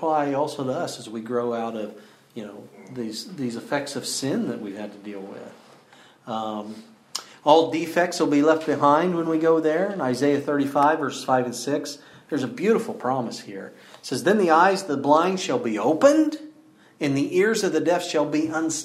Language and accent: English; Battle Ground, Washington, United States; I grew up outside Battleground, but often we'd go into town